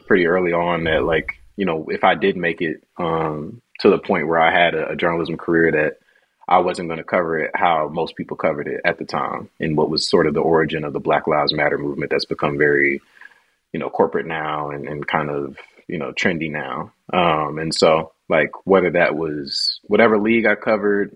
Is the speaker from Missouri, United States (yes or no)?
yes; Ferguson, Missouri, United States; I grew up in Ferguson, Missouri.